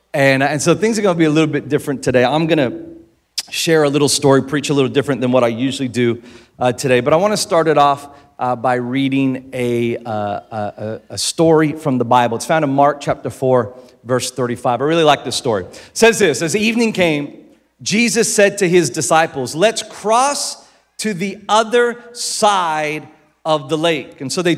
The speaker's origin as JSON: {"language": "English", "country": "Philippines", "tie": "born or raised there", "said": "I grew up in the Philippines. But here's one of the things that I learned about growing up in the Philippines."}